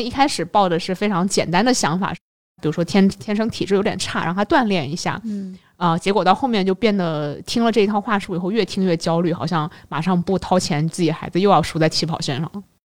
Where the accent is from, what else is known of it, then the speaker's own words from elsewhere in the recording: China; 我们可能作为中国人